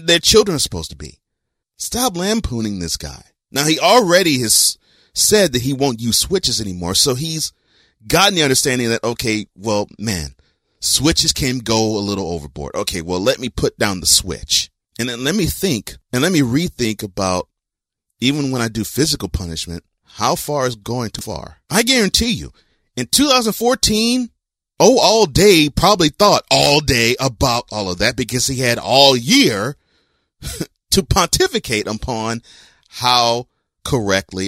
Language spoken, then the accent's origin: English; Houston, Texas, United States; I grew up in Houston